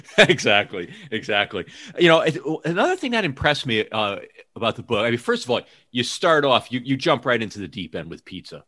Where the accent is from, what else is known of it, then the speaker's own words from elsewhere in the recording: New Haven, Connecticut, United States; moved away as an adult; also born or lived in New York City; now in Seattle area, United States; I grew up outside of New Haven, Connecticut